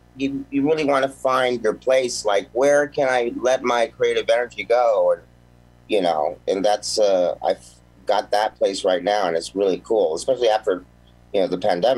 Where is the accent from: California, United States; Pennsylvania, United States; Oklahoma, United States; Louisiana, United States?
California, United States; Mount Baldy; also born or lived in Sherman Oaks; But I mean, originally I was in I was born in Sherman Oaks and moved up to a place called Mount Baldy.